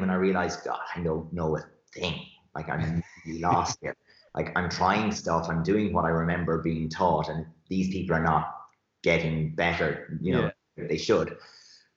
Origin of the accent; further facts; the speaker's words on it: Shannon, Munster, Ireland; also born or lived in West Clare; I moved up from West Clare into Shannon, and Shannon still isn't a big town, but it was big compared to West Clare